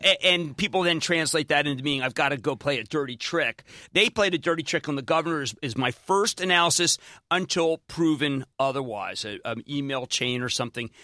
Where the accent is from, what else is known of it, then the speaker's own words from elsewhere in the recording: Philadelphia, Pennsylvania, United States; now in New Jersey, United States; we're both Philadelphian